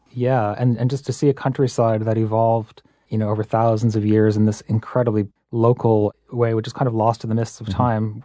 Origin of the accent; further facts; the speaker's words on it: Massachusetts, United States; I grew up in Massachusetts.